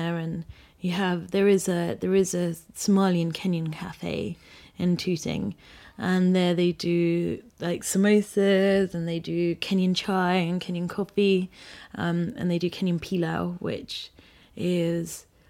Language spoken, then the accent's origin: English; Malaysia; also born or lived in Philippines; Yeah, so I lived in the Philippines. And my dad's also lived... And my parents have lived abroad, so I grew up in Malaysia.